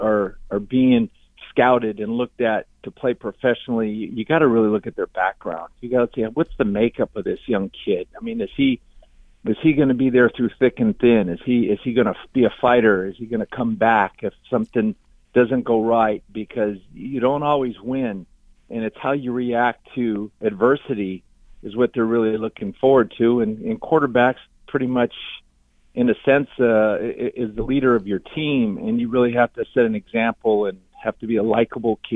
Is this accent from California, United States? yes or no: yes; California, United States; I grew up in California